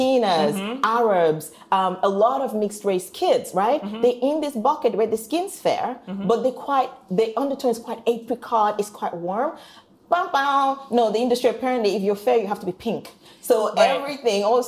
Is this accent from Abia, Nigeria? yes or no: no; Warri, Delta, Nigeria; moved away; I'm not even a girl from the posh part of Nigeria. People know about Lagos. I'm from Warri